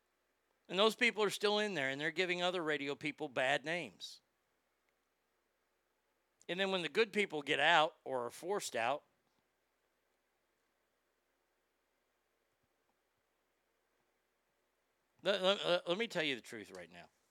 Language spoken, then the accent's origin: English; Dallas, Texas, United States; I'm from Dallas